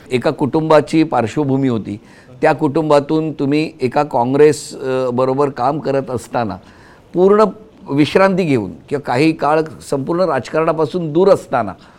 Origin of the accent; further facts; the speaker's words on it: Sindhudurg, Maharashtra, India; now in Mumbai, India; सिंधुदुर्गात आणि अर्थातच ता माझा गाव असल्यामुळे